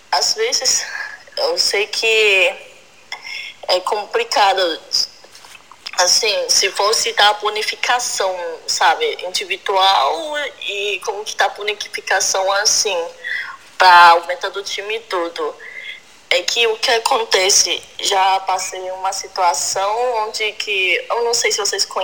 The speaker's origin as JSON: {"language": "Portuguese", "country": "China", "lives_now": "São Paulo, Brazil", "said": "sou chinesa e atualmente moro aqui em São Paulo, Brasil."}